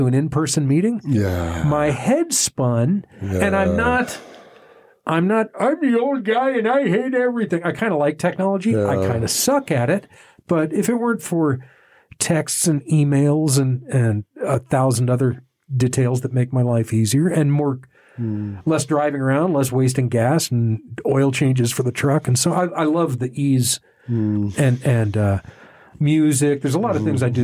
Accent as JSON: {"language": "English", "region": "Texas", "country": "United States", "tie": "born or raised there", "moved": "yes", "lives_now": "Santa Fe, United States", "said": "I was brought up in Texas"}